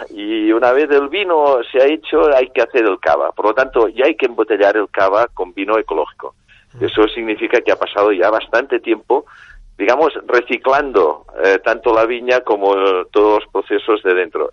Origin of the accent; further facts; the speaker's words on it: Catalonia, Spain; como buen catalán